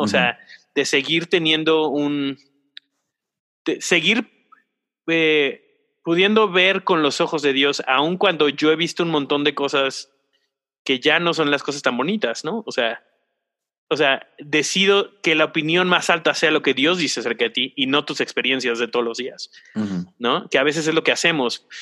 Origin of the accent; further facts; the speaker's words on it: Mexico; como mexicanos y como cultura latina